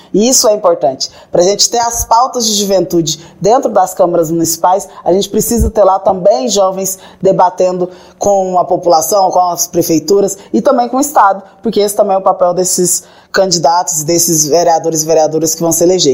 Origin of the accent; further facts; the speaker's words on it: interior of Goiás state, Brazil; Eu venho do interior do estado de Goiás